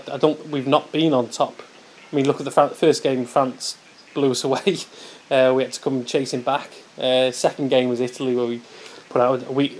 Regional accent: Wales, United Kingdom; as a Welshman

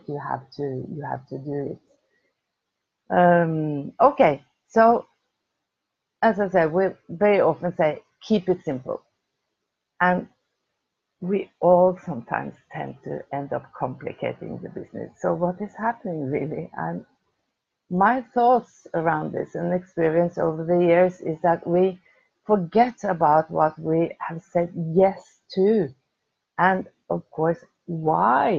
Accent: Oslo, Norway; I'm from Oslo, from Norway

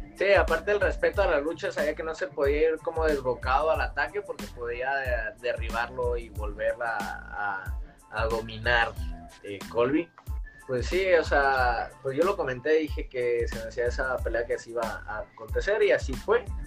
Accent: Tijuana, Baja California, Mexico; yo también soy tijuanense, porque Bueno, nací en, nací en Tijuana, pero, toda mi vida en Tijuana.

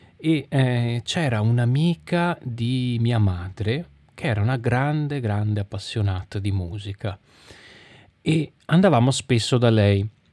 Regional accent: Venice, Veneto, Italy; festival che si tiene dalle mie parti

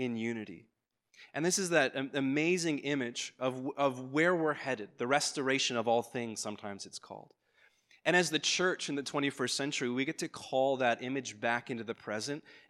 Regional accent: Ireland; moved away; I'm an Irish immigrant, I grew up Anglican

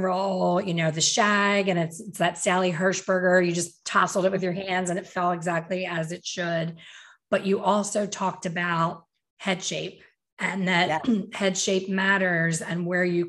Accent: Philadelphia, Pennsylvania, United States; my hometown

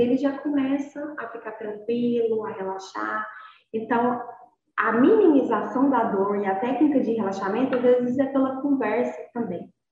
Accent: Inhumas, Goiás, Brazil; sou daqui de Goiás, sou de Inhumas, Goiás, é uma cidade interior do estado de Goiás

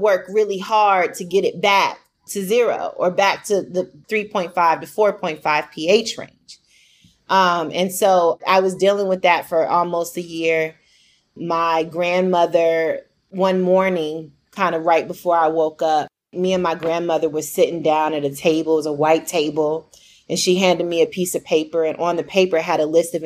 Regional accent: Phoenix, Arizona, United States; also born or lived in Virginia / DMV area; I grew up in Phoenix, North Phoenix

